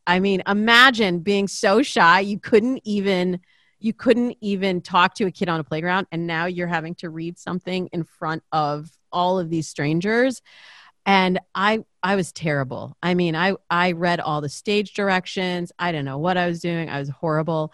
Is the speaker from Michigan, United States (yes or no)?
yes; Lansing, Michigan, United States; now in Los Angeles, United States; I grew up in this very, very kind of waspy suburb of, uh, of Lansing, which is, uh, the cap, capital, you know, the capital city.